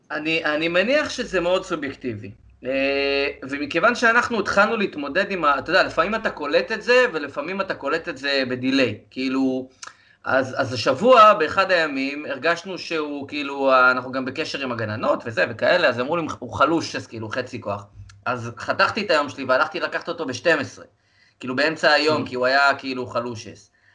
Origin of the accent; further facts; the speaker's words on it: Rehovot, Central District, Israel; גם שיחקתי קצת במכבי שעריים, בעוד איזה אה, שכונה אצלנו ברחובות